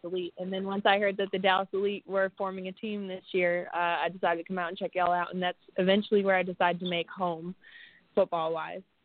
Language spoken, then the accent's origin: English; Windsor, Ontario, Canada; moved away as an adult; now in Texas, United States; Windsor, Ontario, Canada, which is border city to Detroit